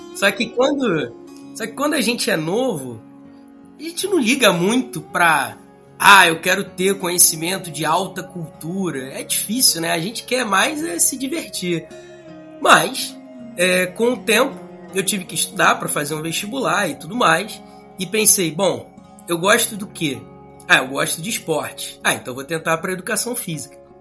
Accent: Rio de Janeiro, Brazil; sou carioca

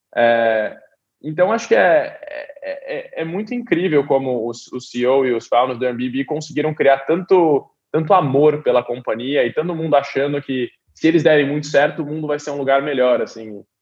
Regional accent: Brazil; now in Silicon Valley, United States; a gente como brasileiro

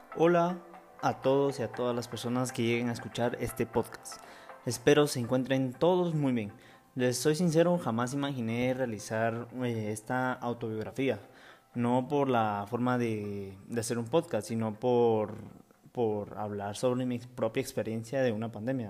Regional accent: Guatemala; mi país natal, Guatemala

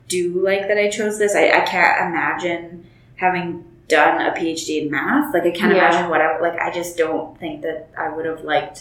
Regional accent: Northern Alberta, Canada; moved away as an adult; now in Calgary, Canada; I grew up in Northern Alberta

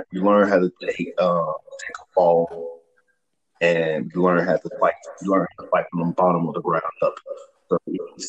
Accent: Memphis, Tennessee, United States; moved away as an adult; also born or lived in Fort Bragg, North Carolina; now in Colorado, United States; I'm originally from Memphis, Tennessee

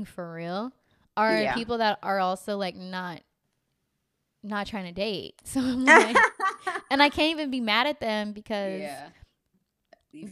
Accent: California, United States; also born or lived in Los Angeles; I'm from California

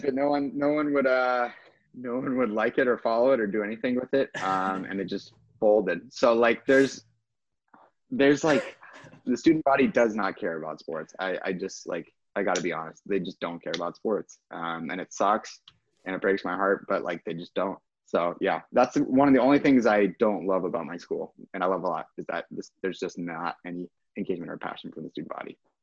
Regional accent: Kansas, United States; I'm from Kansas and a Packers fan

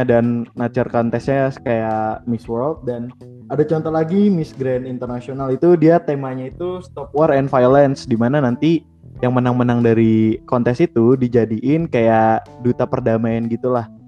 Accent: Bekasi, West Java, Indonesia; gue dari Bekasi kan di Bekasi

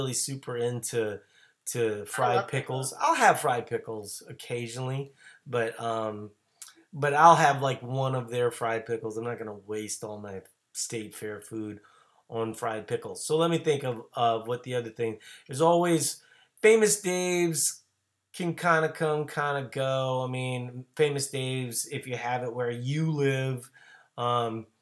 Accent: Louisiana, United States; now in Minnesota, United States; I'm from Louisiana

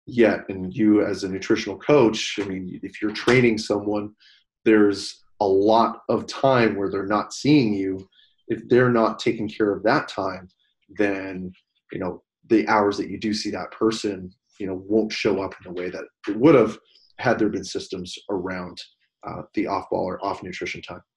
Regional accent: Canada; as a Canadian

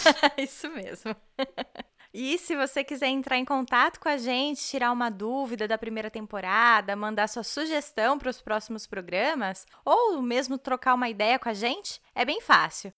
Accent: Brazil; first language Portuguese; moved away as an adult; now in Germany; eu sou brasileira e moro na Alemanha

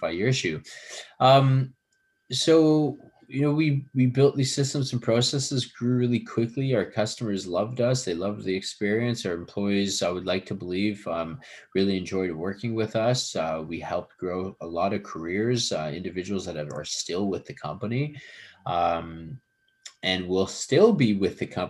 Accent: Edmonton, Alberta, Canada; also born or lived in Vancouver; now in Toronto, Canada; I was born in Canada. Yeah, I was born in Edmonton.

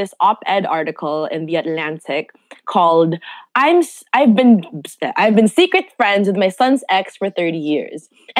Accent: Philippines; being Filipino and being Filipino culture

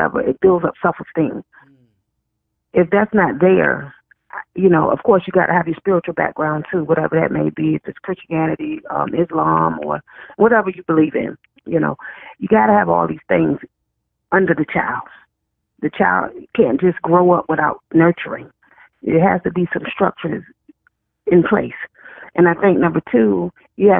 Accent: Chesapeake, Virginia, United States; where I come from Virginia, a place called Chesapeake, Virginia, we had home economics

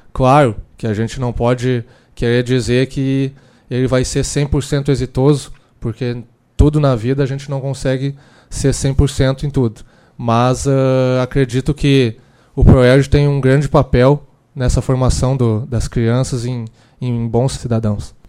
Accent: Lajeado, Rio Grande do Sul, Brazil; sou natural de Lajeado, e lá no Moisés Cândido Veloso, onde eu, eu estudei

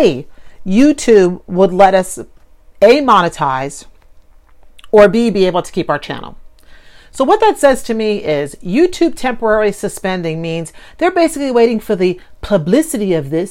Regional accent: New York, United States; being a New Yorker

